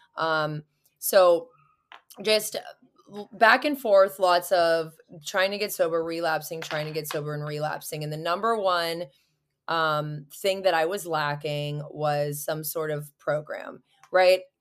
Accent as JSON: {"language": "English", "town": "Pittsburgh", "region": "Pennsylvania", "country": "United States", "tie": "born or raised there", "also_born_or_lived": "Orange County, California", "said": "I'm from Pittsburgh, Pennsylvania, so I'm across, clear across the map"}